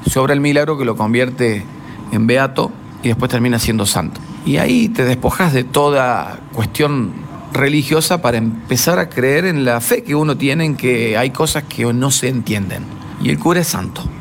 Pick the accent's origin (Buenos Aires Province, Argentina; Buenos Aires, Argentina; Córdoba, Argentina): Córdoba, Argentina; Mina Clavero; Yo soy de Mina Clavero, pueblo vecino pegado a cura brochero